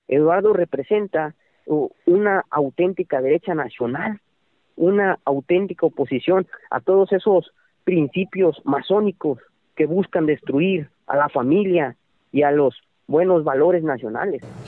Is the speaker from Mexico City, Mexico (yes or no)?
no; Tamaulipas, Mexico; Yo soy de Tamaulipas